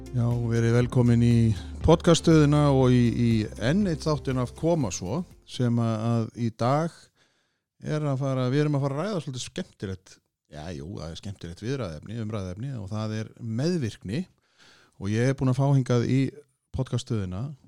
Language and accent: Icelandic; Kópavogur, Capital Region, Iceland; spyr ég eins og Sannur Kóbósboi